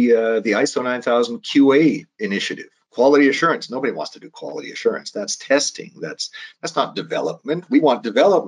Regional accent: Calgary, Alberta, Canada; I'm from Calgary. I mean, I was raised on a farm outside of Calgary.

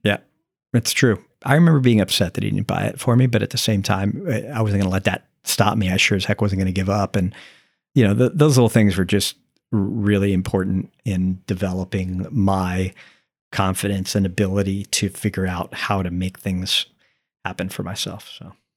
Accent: St. Petersburg, Florida, United States; also born or lived in New Jersey; I'm seven years old and we're moving from New Jersey to Florida

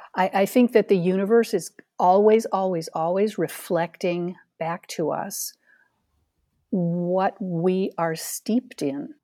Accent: Ithaca, New York, United States; moved away; also born or lived in Phoenix, Arizona; I was born and raised in Ithaca, New York, the Finger Lakes region of central New York State

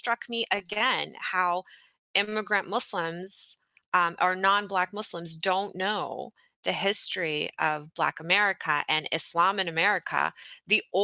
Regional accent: Texas, United States; I grew up in Texas

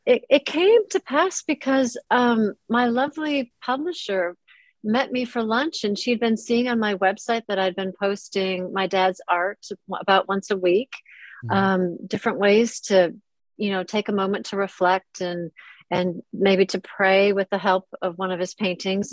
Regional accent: Minnesota, United States; moved away as an adult; now in London, United Kingdom; I was raised in Minnesota

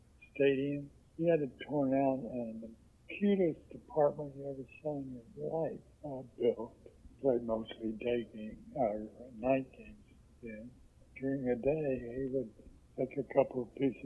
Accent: Oakland, California, United States; also born or lived in Oklahoma; I grew up in Oakland, in the old ballpark. I arrived from Oklahoma one day, and my dad rented a house

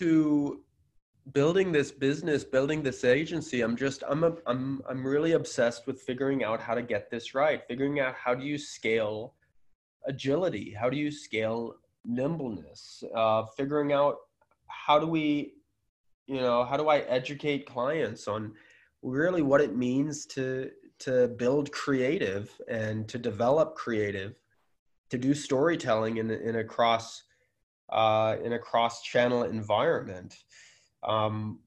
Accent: United States; I'm American

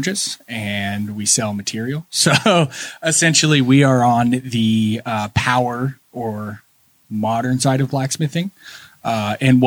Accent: Alexandria, Indiana, United States; also born or lived in St. Louis / Chicago, Illinois; now in Middletown, United States; I grew up around here. I grew up in Alexandria and ended up moving to Indy, St. Louis area

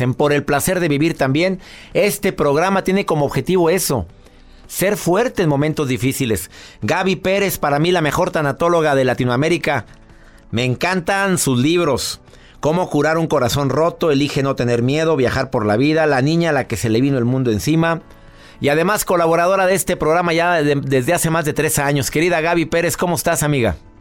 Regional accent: Mexico; en mi país, en México

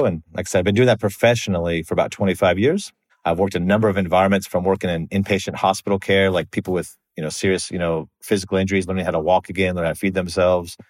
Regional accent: United States; moved away as an adult; also born or lived in Australia; I'm American

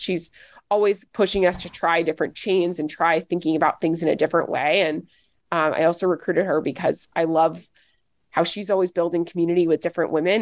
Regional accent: Nashville, Tennessee, United States; I'm from Nashville, Tennessee

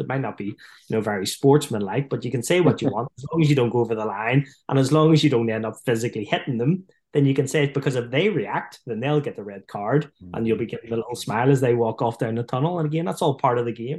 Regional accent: Ireland; accent: Irish; being Irish

